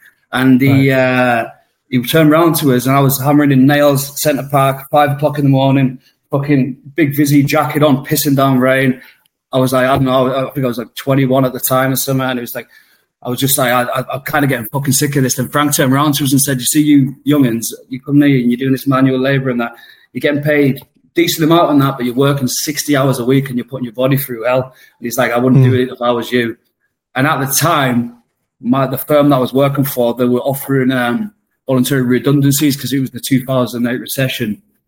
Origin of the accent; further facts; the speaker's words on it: the north of England, United Kingdom; It's like, the North's my home. I am a Northerner, but I couldn't go back. To be honest, when I go back to Blackpool, even when I go back to Carlisle